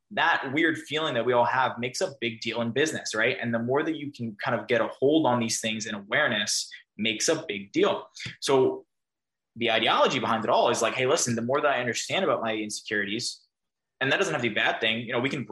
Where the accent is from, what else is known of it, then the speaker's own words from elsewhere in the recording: New York, United States; I'm a New Yorker too